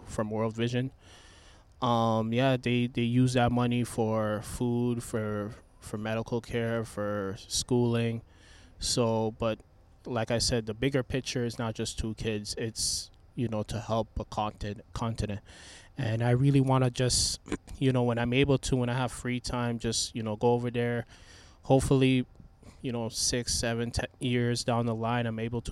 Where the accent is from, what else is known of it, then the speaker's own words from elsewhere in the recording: Toronto, Ontario, Canada; moved away as an adult; now in Memphis, United States; I was born in Toronto